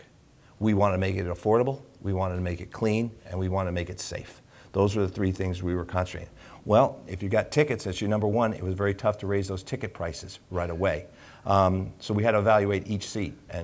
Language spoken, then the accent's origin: English; New Jersey, United States; moved away; I'm from New Jersey